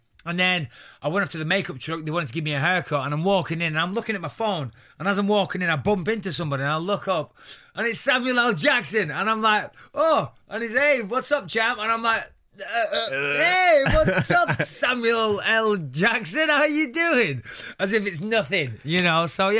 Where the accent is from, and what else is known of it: North West England, United Kingdom; accent: Northwest slang